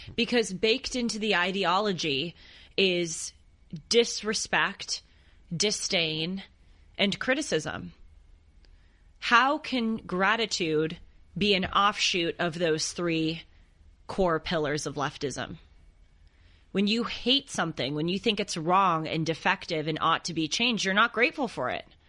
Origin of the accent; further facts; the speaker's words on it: Los Angeles, California, United States; I grew up here in Los Angeles